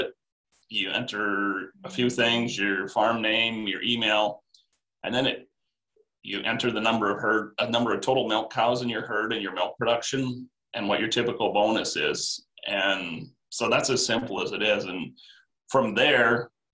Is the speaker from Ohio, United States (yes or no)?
no; Iowa, United States; I grew up in Iowa on a feedlot